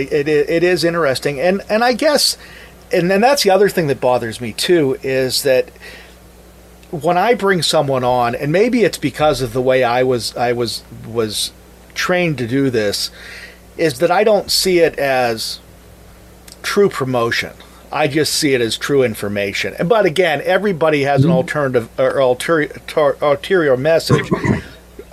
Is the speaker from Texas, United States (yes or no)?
no; Mars, Pennsylvania, United States; moved away as an adult; now in Brownsville, United States; I'm actually born and raised in Mars, Pennsylvania, north of the city of Pittsburgh.